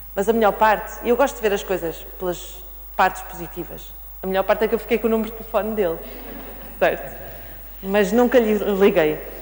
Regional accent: the North, Northern Portugal, Portugal; eu sou nortenha

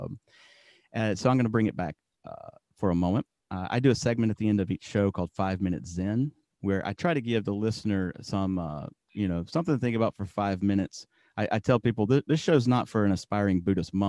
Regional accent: Alabama, United States; we're all from Alabama

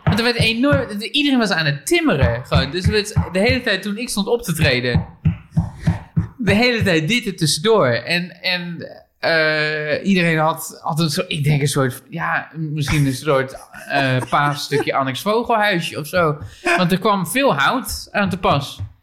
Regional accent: Barneveld, Gelderland, Netherlands; Barneveld, waar ik geboren ben

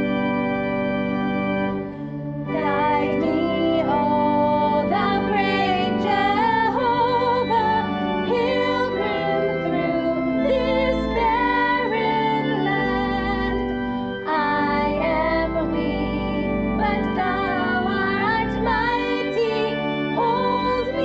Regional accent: Wales, United Kingdom; I come from Wales, the land of song, we call it

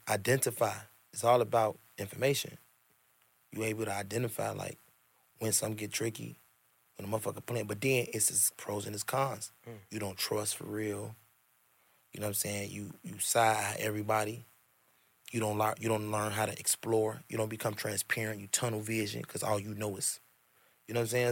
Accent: Chicago, Illinois, United States; the South Side. I'm from the South Side. My mama grew up on the East Side of Chicago. I'm an East Side baby for real and I'm a Southside baby for real.

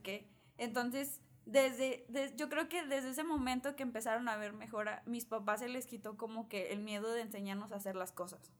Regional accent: Mexico; como mexicanos tenemos muy arraigado que la familia es lo más importante

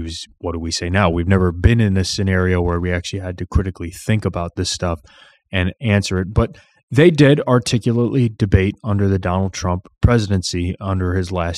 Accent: Illinois, United States; I'm from Illinois

